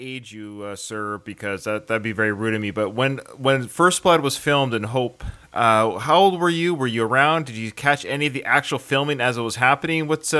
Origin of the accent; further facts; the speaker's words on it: Victoria, British Columbia, Canada; I'm from Victoria, British Columbia, born and raised here.